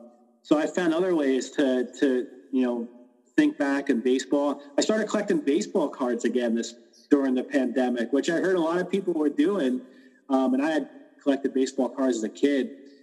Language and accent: English; New York, United States; moved away; also born or lived in Pennsylvania; growing up in New York, we had the Mets, obviously, and we went to a lot of games in Shea Stadium. But when we moved to Pennsylvania